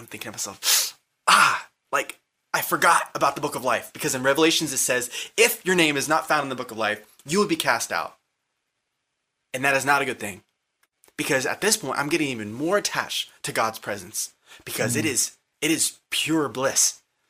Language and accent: English; Lake Dallas, Texas, United States; born there; When I was born in 1995 in Lake Dallas, Texas, I saw myself clearly as a little baby.